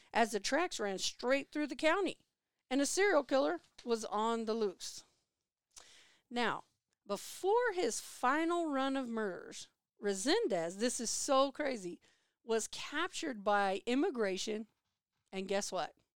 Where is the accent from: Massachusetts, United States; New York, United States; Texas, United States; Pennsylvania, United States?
Texas, United States; San Antonio; also born or lived in Gonzales, Texas; Growing up in San Antonio, Texas, in nineteen ninety-one